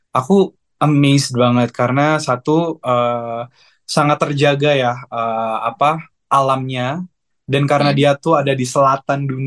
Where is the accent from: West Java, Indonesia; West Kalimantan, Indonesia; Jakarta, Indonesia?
West Kalimantan, Indonesia; Pontianak; Aku lahir dan besar di Pontianak. Aku proud Pontianak boy ya.